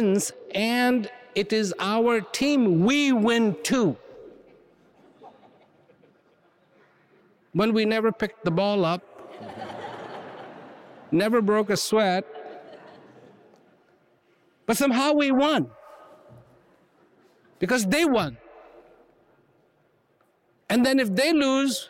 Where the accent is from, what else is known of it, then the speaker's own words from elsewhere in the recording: India; I was born in India